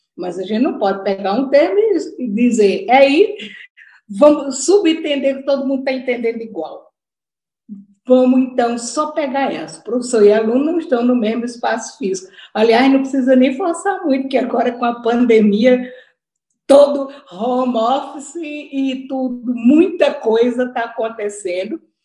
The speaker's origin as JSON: {"language": "Portuguese", "town": "Natal", "region": "Rio Grande do Norte", "country": "Brazil", "accent": "Northeastern Brazilian", "said": "eu sou de Natal, é, meu sotaque já mostrou, e eu tenho muito orgulho dele, muito orgulho de ser nordestina"}